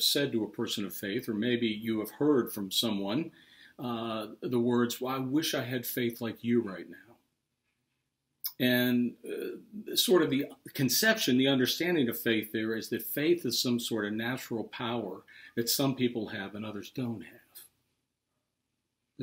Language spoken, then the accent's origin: English; Pittsburgh, Pennsylvania, United States; moved away; I'm from Pittsburgh